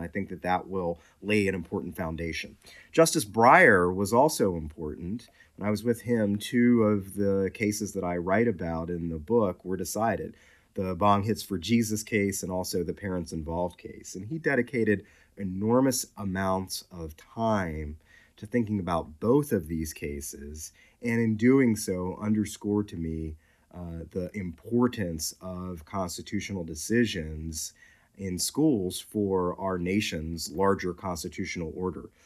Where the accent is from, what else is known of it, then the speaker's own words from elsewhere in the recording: Washington, District of Columbia, United States; I grew up in southeast Washington, D C, east of the Anacostia River